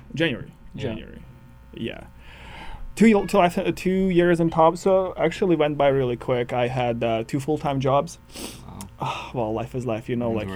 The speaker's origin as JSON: {"language": "English", "region": "Kyiv", "country": "Ukraine", "also_born_or_lived": "Thompson, Manitoba / Winnipeg", "moved": "as an adult", "lives_now": "Canada", "said": "I come from Kyiv, which is capital of Ukraine."}